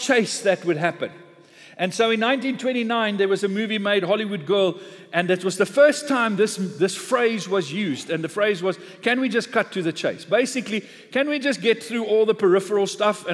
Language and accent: English; South Africa; being a South African in an English church this morning